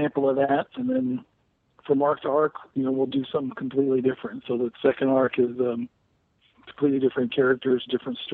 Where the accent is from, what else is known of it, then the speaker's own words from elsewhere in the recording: the South, United States; my background and growing up in the South